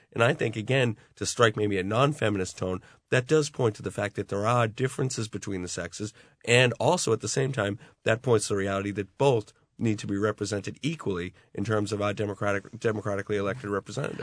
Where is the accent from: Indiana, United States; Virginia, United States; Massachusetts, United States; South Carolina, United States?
Massachusetts, United States; Boston; now in Ireland; the drinking culture I grew up in in the Boston area